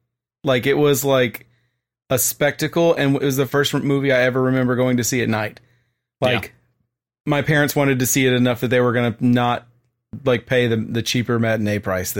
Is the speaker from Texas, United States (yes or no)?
yes; Texas, United States; And I remember growing up in Brazoria County, there was a theater in Lake Jackson, Texas, called the Lake Theater.